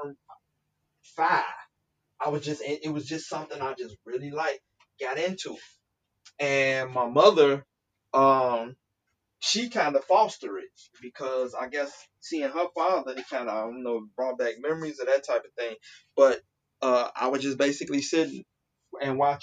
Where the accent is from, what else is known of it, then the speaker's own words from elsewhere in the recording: Chicago, Illinois, United States; born and raised in Chicago